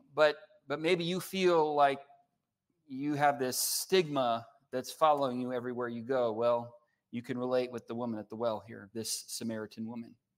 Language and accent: English; California, United States; now in Oklahoma, United States; I'm from California. I don't speak Oklahoman